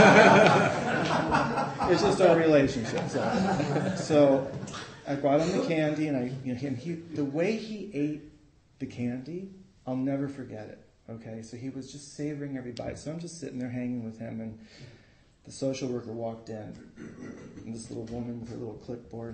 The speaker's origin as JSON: {"language": "English", "town": "San Francisco", "region": "California", "country": "United States", "tie": "born or raised there", "said": "I was born and raised in San Francisco, but my mom and dad were from Peru, from South America"}